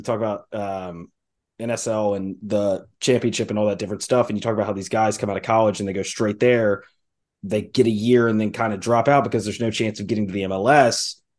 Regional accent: Memphis, Tennessee, United States; I'm from Memphis.

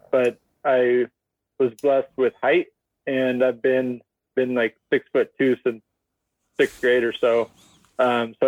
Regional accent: Tacoma, Washington, United States; moved away as an adult; also born or lived in Las Vegas, Nevada; now in Arizona, United States; born and raised in Tacoma, Washington, about a mile from Chambers Bay

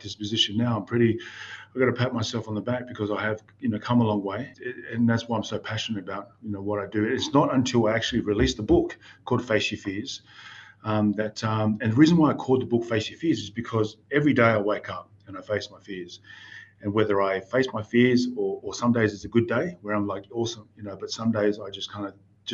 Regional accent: Newcastle, New South Wales, Australia; growing up in Newcastle, New South Wales

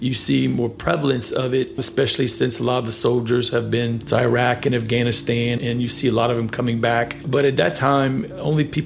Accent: Milton, Louisiana, United States; also born or lived in Lafayette, Louisiana; I actually grew up in Milton, Louisiana, where that's where my roots are

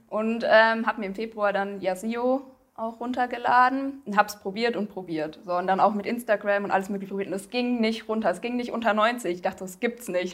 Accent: southern Hesse, Germany; ich bin 28 Jahre alt, komme aus Südhessen

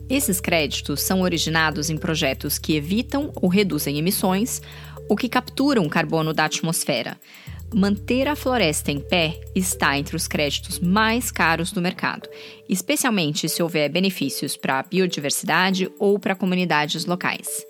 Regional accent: Brazil; now in Berlin, Germany; eu sou brasileira

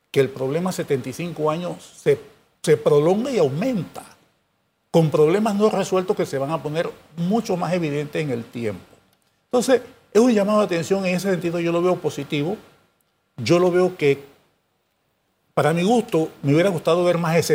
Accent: Panama; Somos nosotros, los panameños, que estamos atrincherados en posiciones

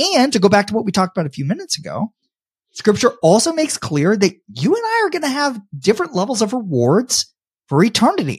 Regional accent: Tampa, Florida, United States; I love my hometown of Tampa, Florida

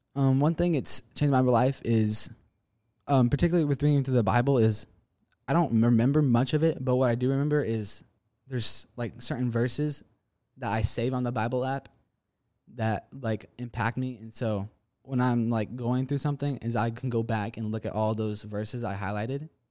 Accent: Spring, Texas, United States; also born or lived in Liberty Hill, Texas; I currently live in Spring, Texas right now

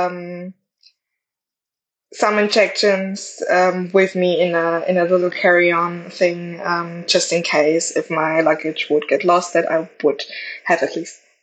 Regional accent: Germany; I'm in Europe and I'm from Germany

